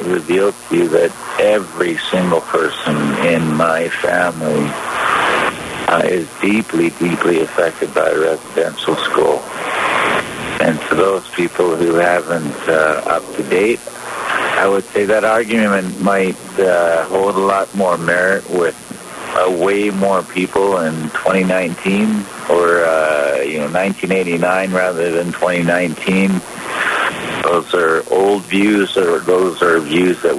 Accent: British Columbia, Canada; as British Columbians and Canadians

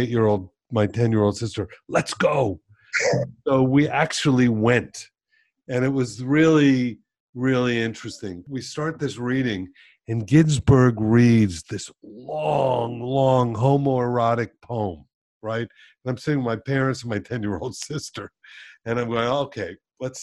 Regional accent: Miami Beach, Florida, United States; a kid like myself growing up in Miami Beach, Florida, in the late 60s, early 70s

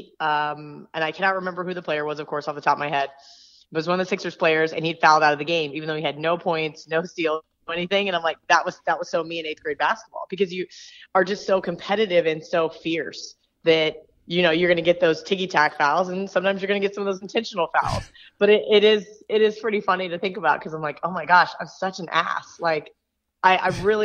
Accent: Manhattan, Kansas, United States; I was born in Kansas, but I grew up in Manhattan, Kansas, which is where Kansas State University is

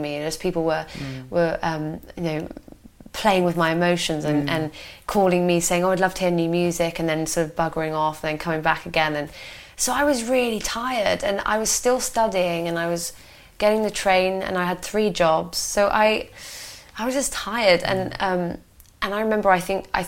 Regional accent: Hereford, West Midlands, United Kingdom; moved away as an adult; I had this solid job in Hereford, and you know I could make a good, decent wage. And I missed my hometown

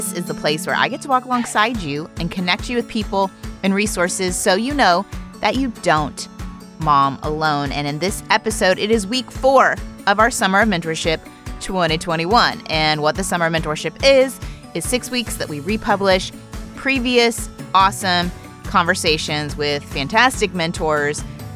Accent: Midwest, United States; now in Dallas, United States; I'm from the Midwest

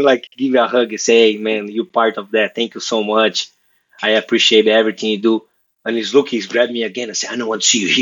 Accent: Brazil; English is a second language; moved away as an adult; I'm from Brazil

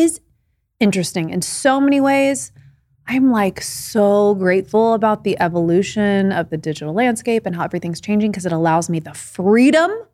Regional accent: Indiana, United States; growing up in Indiana

